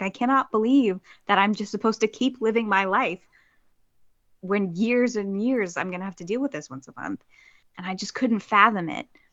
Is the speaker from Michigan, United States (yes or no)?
no; New Jersey, United States; moved away; my hometown in New Jersey.